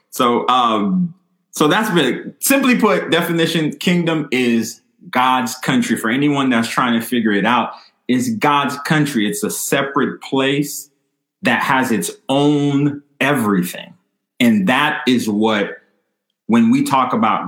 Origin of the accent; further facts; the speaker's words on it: Haiti; moved away; I wasn't born here. I was born in Haiti. But at the same time, where I'm from was colonized by the French